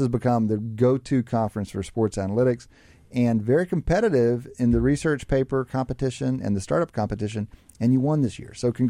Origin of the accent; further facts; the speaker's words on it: West Texas, United States; now in Philadelphia, United States; I'm from West Texas